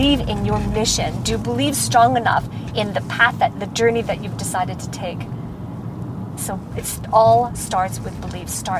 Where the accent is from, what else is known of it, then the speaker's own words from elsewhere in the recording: Vancouver, British Columbia, Canada; in my hometown in Vancouver